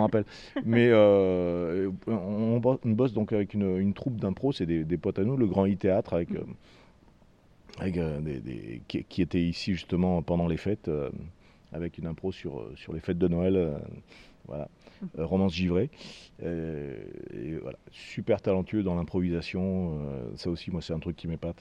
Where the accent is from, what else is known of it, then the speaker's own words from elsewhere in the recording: Toulouse, Occitania, France; on est toulousain